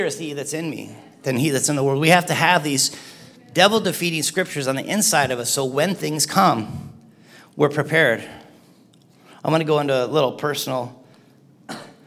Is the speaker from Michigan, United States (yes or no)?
yes; Cedarville, Michigan, United States; moved away as an adult; also born or lived in Lansing, Michigan; I grew up in the UP, I grew up in Cedarville